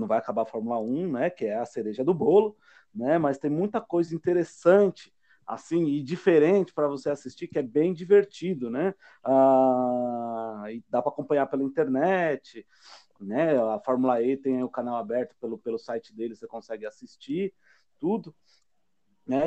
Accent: Brazil

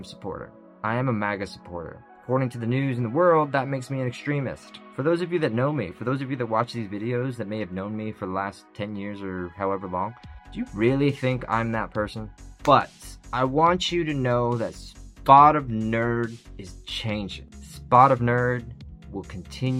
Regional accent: United Kingdom; I'm British.

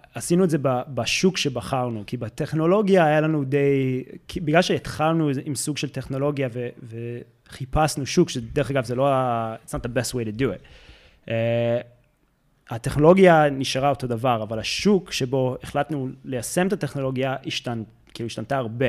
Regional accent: United States; accent: American; Hebrew is a second language; moved away as an adult; now in Israel; אני במקור מארצות הברית, אז אם יוצא את המבטא האמריקאי

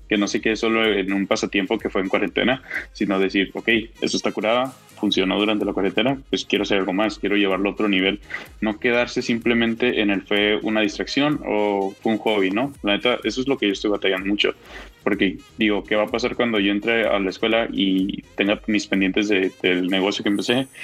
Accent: Mexico; como mexicanos

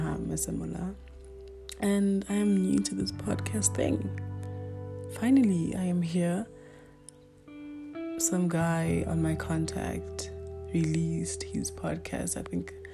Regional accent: Limpopo, South Africa; first language Northern Sotho (Pedi); English is a second language; now in Johannesburg, South Africa; I was born in Limpopo. My language, or my culture, is Bedi.

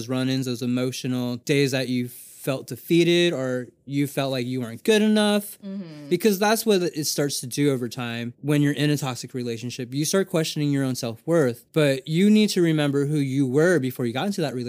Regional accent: Japan; I grew up in Japan. I don't know.

